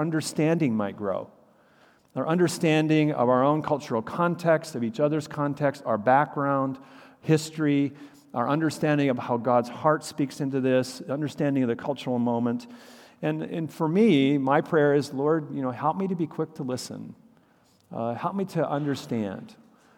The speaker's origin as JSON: {"language": "English", "region": "Minnesota", "country": "United States", "moved": "yes", "said": "we're both from Minnesota"}